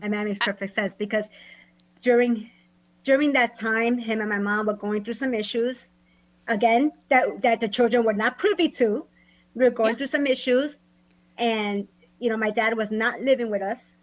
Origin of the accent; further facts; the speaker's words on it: New York, United States; now in Orlando, United States; I'm originally from New York, but I'm in Orlando, Florida